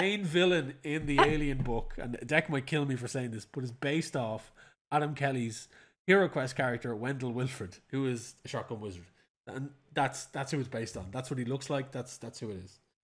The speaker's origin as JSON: {"language": "English", "country": "Ireland", "said": "as an Irishman"}